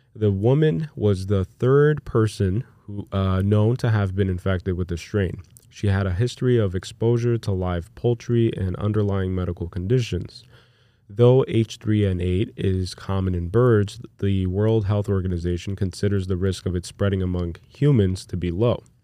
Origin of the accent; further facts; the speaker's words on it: United States; as an American who's used to just living in America